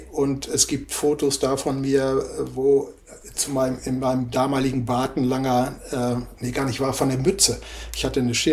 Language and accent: German; Nienburg, Lower Saxony, Germany; Ich komme aus Nienburg an der Weser. Hier ist ja Nienburger Spargel.